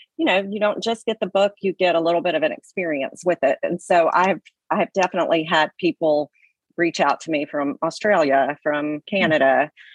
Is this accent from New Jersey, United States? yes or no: no; Alabama, United States; I was from Alabama